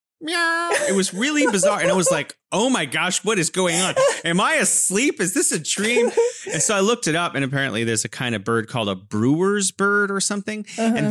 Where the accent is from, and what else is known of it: California, United States; now in Wuhan, China